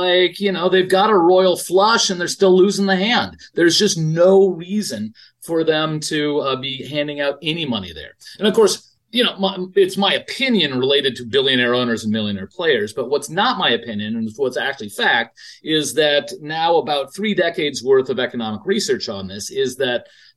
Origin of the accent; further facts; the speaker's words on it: Denver, Colorado, United States; I grew up in Denver